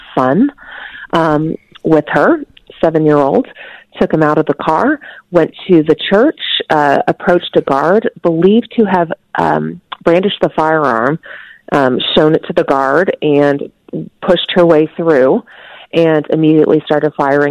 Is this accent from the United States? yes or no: yes; Houston, Texas, United States; I'm actually originally from Houston, so I'm very familiar with that church